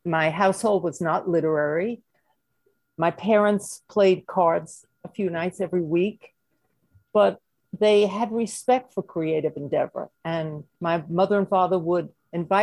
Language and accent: English; New York City, New York, United States; accent: Brooklyn; moved away as an adult; also born or lived in Bensonhurst, Brooklyn / Flatbush, Brooklyn; now in Manhattan, United States; It was a storefront factory in Brooklyn, where I grew up. You may have noticed from my accent